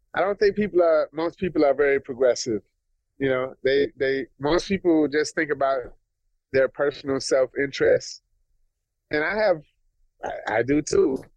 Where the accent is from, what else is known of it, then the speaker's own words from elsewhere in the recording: Minneapolis, Minnesota, United States; I'm from North Minneapolis.